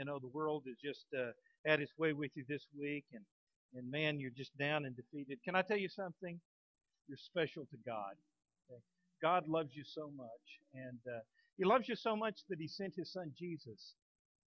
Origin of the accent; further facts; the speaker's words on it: Texas, United States; now in Fort Smith, United States; I'm a Texan through and through. I love the state of Texas. I just I'm proud to be a Texan